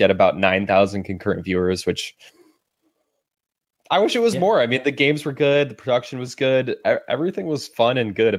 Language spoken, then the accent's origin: English; Berkeley, California, United States; my hometown where I'm born and raised, Berkeley